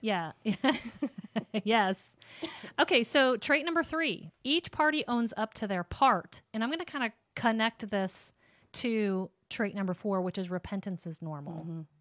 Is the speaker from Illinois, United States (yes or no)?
yes; Sterling or Rock Falls, Illinois, United States; my hometown where you would say, like, you're from Sterling or Rock Falls